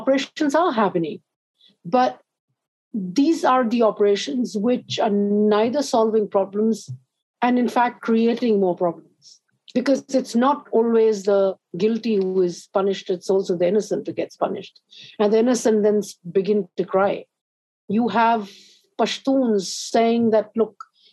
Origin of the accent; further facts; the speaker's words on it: Pakistan; in my life as a Pakistani